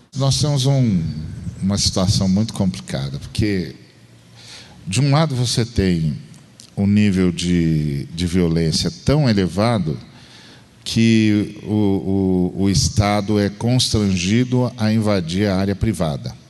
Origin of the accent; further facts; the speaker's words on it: Uberlândia, Minas Gerais, Brazil; de Berlândia